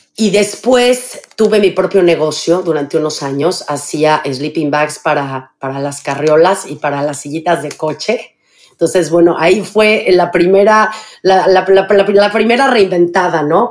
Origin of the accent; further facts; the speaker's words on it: Mexico City, Mexico; moved away as an adult; Yo nací en la Ciudad de México em, y viví los primeros 25 años de mi vida en la Ciudad de México.